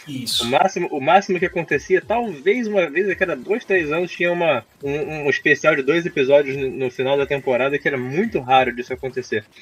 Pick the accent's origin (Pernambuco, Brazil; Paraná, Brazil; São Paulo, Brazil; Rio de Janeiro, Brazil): Rio de Janeiro, Brazil; Eu, como carioca